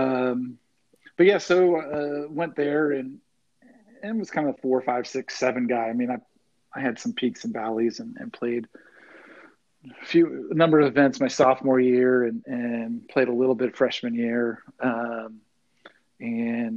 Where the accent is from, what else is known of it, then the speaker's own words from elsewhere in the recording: Connecticut, United States; growing up in Connecticut